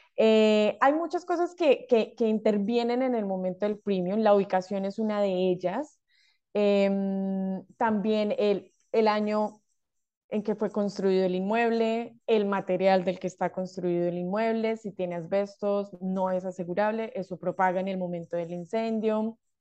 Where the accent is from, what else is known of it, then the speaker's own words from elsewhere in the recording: Colombia; moved away as an adult; now in Australia; soy de Colombia